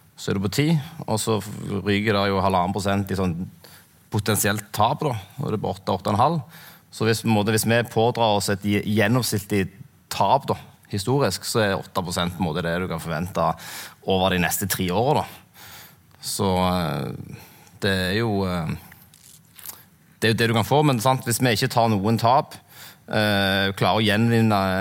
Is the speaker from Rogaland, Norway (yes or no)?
yes; Sandnes, Rogaland, Norway; also born or lived in Kverneland; jeg vokste opp på Sandnes, og så flytta jeg til Kverneland.